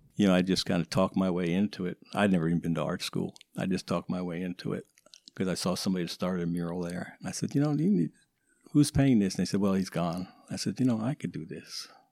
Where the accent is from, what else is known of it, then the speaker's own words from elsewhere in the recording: Woodstock, New York, United States; growing up in Woodstock